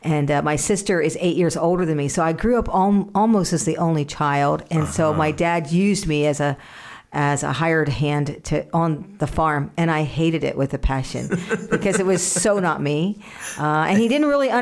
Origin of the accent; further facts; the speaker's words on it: Indiana, United States; I grew up in Indiana